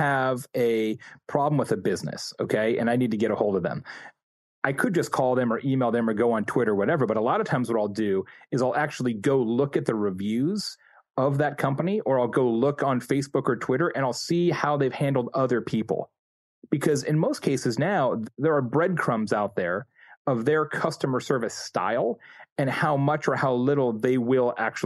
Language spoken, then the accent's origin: English; Midwest, United States; I was born in the Midwest